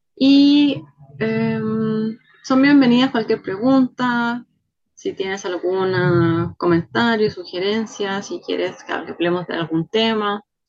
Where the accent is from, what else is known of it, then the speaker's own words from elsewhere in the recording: Chile; Soy chilena